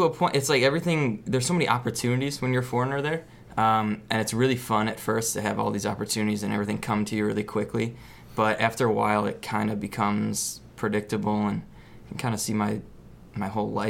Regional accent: Chicago, Illinois, United States; also born or lived in Thailand; now in Brooklyn, United States; I grew up in Chicago

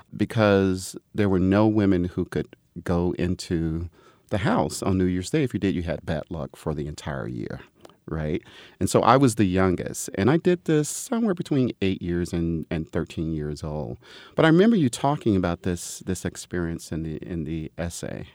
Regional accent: Atlanta, Georgia, United States; moved away; I had an opportunity to go back to Atlanta to teach at Emory

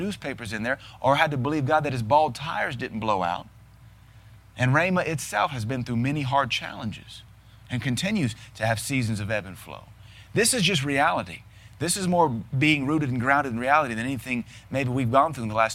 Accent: Seattle, Washington, United States; I was raised in Seattle

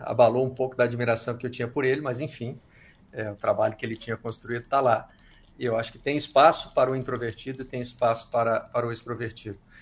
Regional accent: Minas Gerais, Brazil; moved away; also born or lived in England; da minha terra, é de Minas, eu sou mineiro como eles

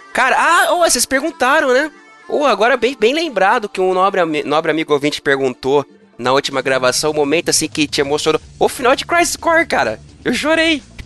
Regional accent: São Bernardo do Campo, São Paulo, Brazil; eu nasci em São Bernardo do Campo. Muito orgulho

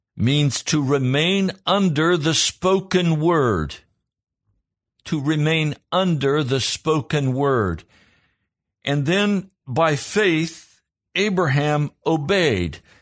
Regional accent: Pennsylvania, United States; I was from Pennsylvania.

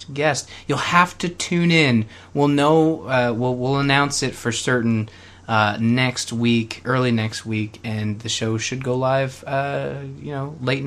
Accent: Canada; I'm Canadian

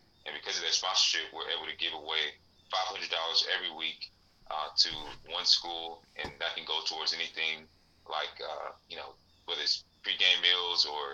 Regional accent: Snellville, Georgia, United States; Growing up in Snellville in Georgia and being the son of Liberian immigrants

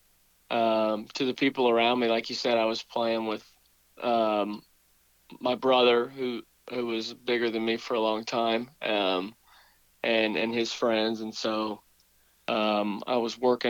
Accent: Winston-Salem, North Carolina, United States; moved away as an adult; also born or lived in Stanford University, California; I'm born and raised in Winston.

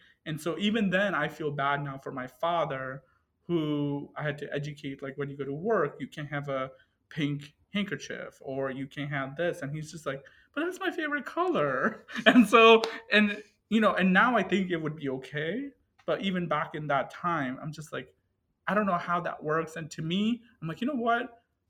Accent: Cleveland, Ohio, United States; English is a second language; and so I'm originally from Cleveland, Ohio, and, you know, suburbia of Cleveland.

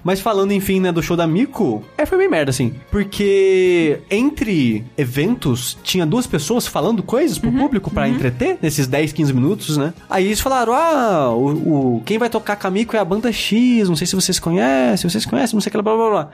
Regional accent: Queluz, São Paulo, Brazil; now in São Paulo, Brazil; minha cidade natal, que chama aqui Luz

